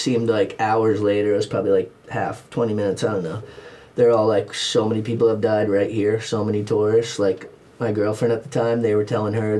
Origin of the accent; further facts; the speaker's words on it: East Coast, United States; I grew up in the East Coast ocean, so I'm a strong swimmer.